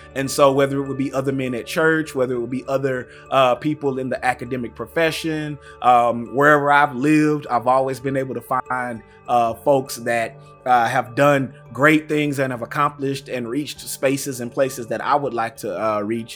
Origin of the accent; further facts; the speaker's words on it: Tyler, Texas, United States; I grew up in East Texas. Uh, shout out to Tyler